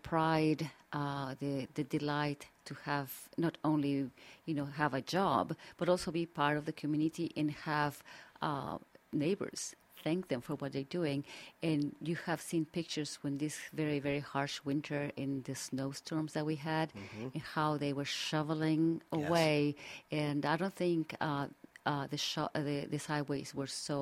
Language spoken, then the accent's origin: English; Mexico City, Mexico; English is a second language; moved away as an adult; now in Washington, D.C., United States; I think you can tell by my accent that I'm not from the district. But I am from the Federal District of Mexico City